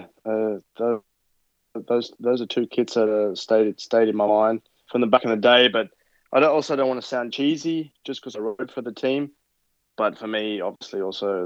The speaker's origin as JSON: {"language": "English", "town": "Inverell", "region": "New South Wales", "country": "Australia", "tie": "born or raised there", "moved": "yes", "said": "I grew up as in Inverell."}